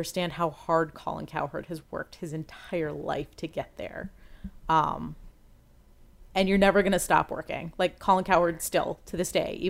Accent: Washington, District of Columbia, United States; moved away as an adult; now in Ohio, United States; I grew up in Washington, D.C.

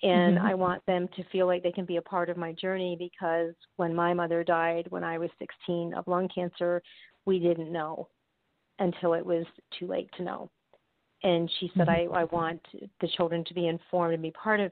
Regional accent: New York, United States; now in Florida, United States; I'm originally from New York

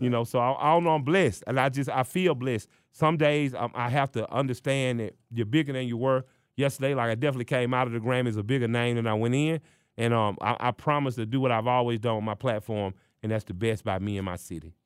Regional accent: Atlanta, Georgia, United States; I'm from Atlanta

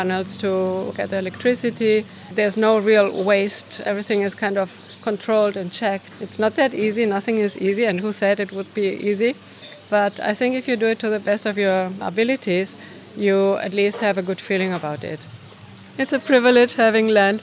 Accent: Barcelona, Catalonia, Spain; moved away as an adult; now in Ibiza, Spain; coming from a city, I was born in Barcelona

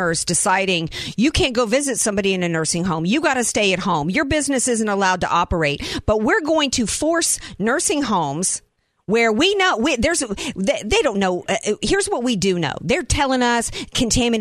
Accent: the South, United States; also born or lived in I'm a Southerner; now in San Diego, United States; I grew up in the South

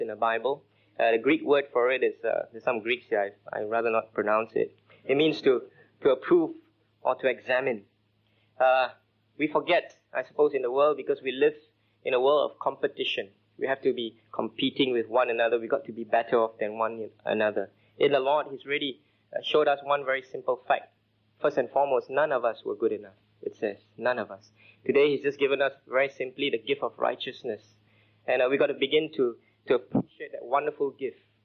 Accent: Singapore; I grew up in Singapore

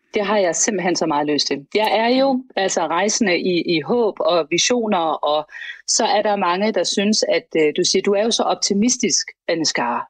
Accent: Denmark; vi har jo som danskere

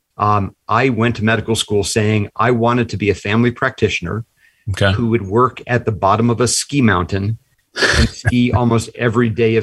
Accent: Washington, Maryland, United States; I grew up in Maryland, one of the Washington, D.C. suburbs, after having been born in Washington, D.C.

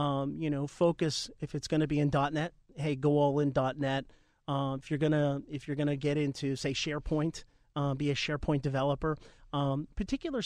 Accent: New Jersey, United States; accent: Jersey; it's my Jersey accent.

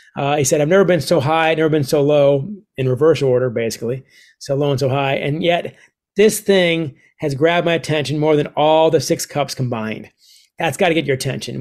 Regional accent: United States; my mom is Canadian, I'm a dual citizen

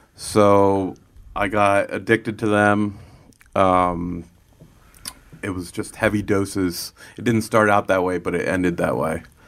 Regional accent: Lancaster, Pennsylvania, United States; I was, uh, born and raised in Lancaster

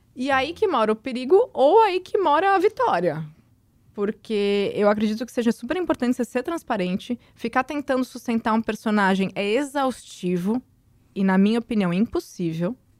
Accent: Santos, São Paulo, Brazil; Eu, eu moro em Santos, eu nasci em Santos.

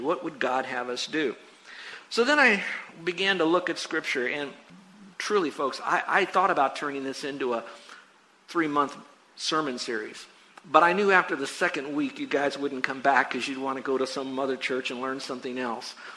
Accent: United States; I'm an American

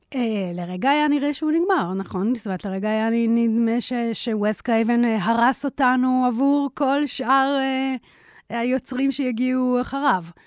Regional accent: Israel; התקופה בה אני התבגרתי בישראל

